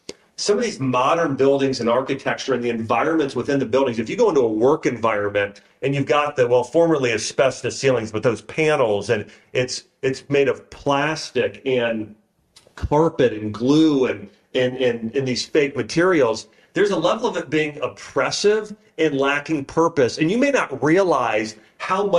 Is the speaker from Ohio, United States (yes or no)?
yes; Troy, Ohio, United States; moved away; my parents' home, where I grew up in Troy, Ohio